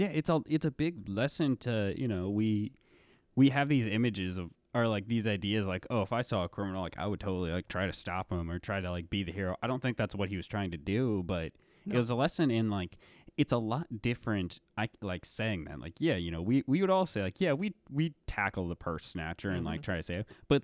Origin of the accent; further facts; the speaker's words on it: Louisville, Kentucky, United States; To me, my first image, I think of something that looks like downtown Louisville because that's where I grew up